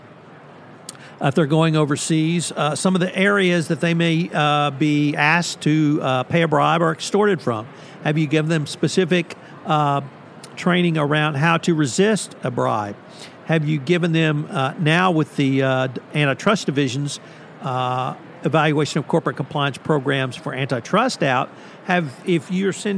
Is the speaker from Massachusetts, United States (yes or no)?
no; Bryan, Texas, United States; my hometown of Bryan, Texas